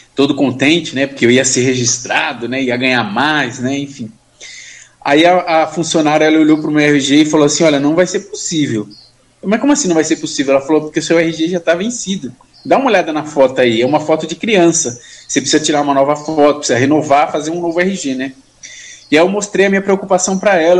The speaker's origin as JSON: {"language": "Portuguese", "region": "São Paulo", "country": "Brazil", "tie": "born or raised there", "also_born_or_lived": "Suzano", "said": "eu nasci e fui criado na Zona Leste, Itaquera"}